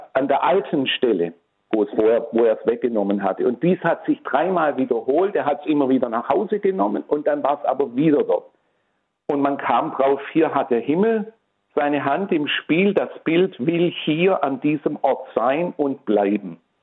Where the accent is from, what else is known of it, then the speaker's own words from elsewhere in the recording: Tübingen, Baden-Württemberg, Germany; also born or lived in Swabian Jura; now in Rottenburg, Germany; in meiner Heimatstadt Tübingen. Ich bin also ein gebürtiger Tübinger